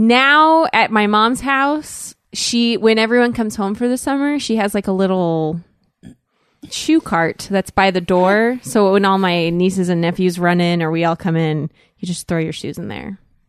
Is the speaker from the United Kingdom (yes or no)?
no; South Korea; I grew up in Korea.